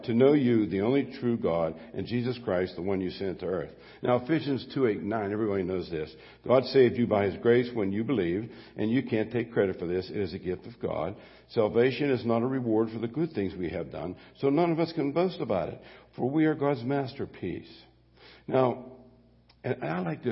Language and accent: English; Mon Valley, Pennsylvania, United States; I grew up in the Mon Valley